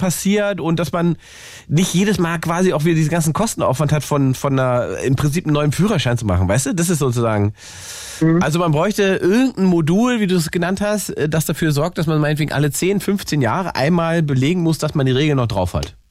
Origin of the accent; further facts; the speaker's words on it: Salzwedel, Saxony-Anhalt, Germany; aus meiner Heimatstadt Salzwedel. Da bin ich nämlich geboren vor 300 Jahren